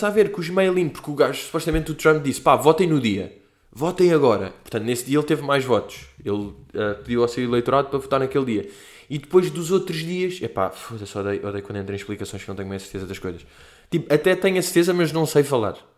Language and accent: Portuguese; Portugal; Olha, eu não falo disto porque eu sou português.